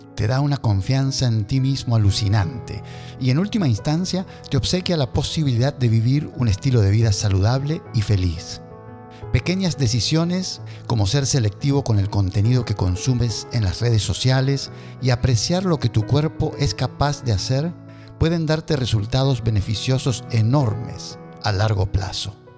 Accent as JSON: {"language": "Spanish", "country": "Argentina", "tie": "born or raised there", "said": "Me crié en Argentina"}